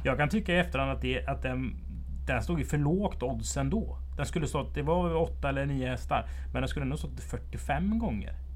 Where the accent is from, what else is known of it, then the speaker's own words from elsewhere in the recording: Strömstad, Västra Götaland, Sweden; Vi hade en bagge hemma i Strömstad som heter Birger